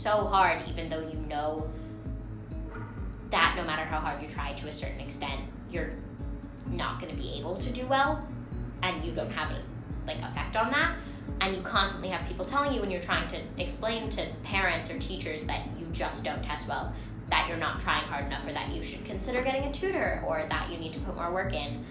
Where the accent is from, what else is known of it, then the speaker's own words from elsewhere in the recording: New York, United States; I'm 14. I'm from New York.